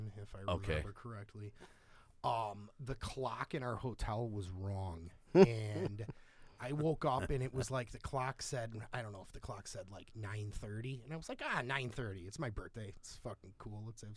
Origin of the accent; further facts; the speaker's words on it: Tinley Park, Illinois, United States; now in Crete, United States; from Tinley Park